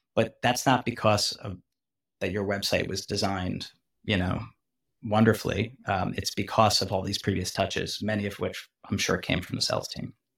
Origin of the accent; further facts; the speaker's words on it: New York, United States; moved away as an adult; now in Bay Area, United States; I'm a New Yorker, so I grew up in New York, so I grew up in New York. I moved out to Silicon Valley.